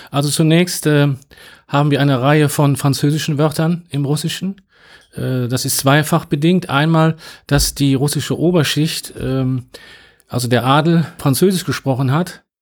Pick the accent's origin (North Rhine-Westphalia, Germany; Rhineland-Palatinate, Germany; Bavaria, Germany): North Rhine-Westphalia, Germany; Also, ich komme aus Nordrhein-Westfalen